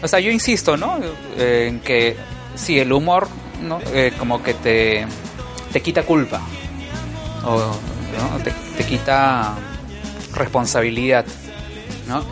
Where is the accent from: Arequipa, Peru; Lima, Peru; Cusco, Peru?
Lima, Peru; Yo crecí en La Molina, en ah, Musa, en La Molina.